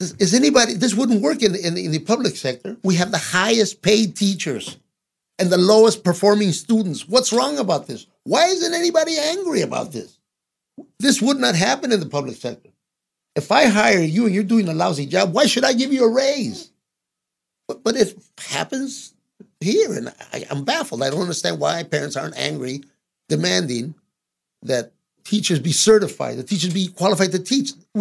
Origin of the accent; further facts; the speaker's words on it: Los Angeles, California, United States; I grew up in this very neighborhood that I'm talking to you from. I am from South Central